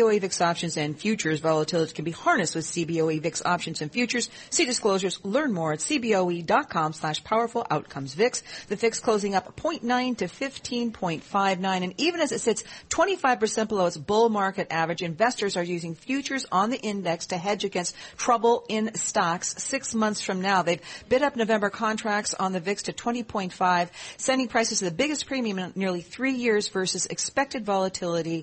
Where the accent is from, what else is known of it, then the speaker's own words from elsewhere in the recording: Olympia, Washington, United States; I'm from Olympia, Washington